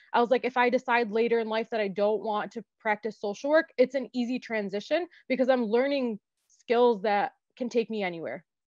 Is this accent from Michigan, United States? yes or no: yes; Dearborn, Michigan, United States; I was born and raised in Dearborn um, to Lebanese immigrant parents